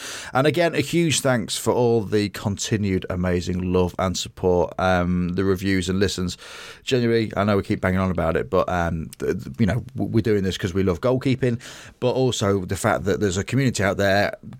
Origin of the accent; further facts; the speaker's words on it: England, United Kingdom; England, we're both English. We both support England.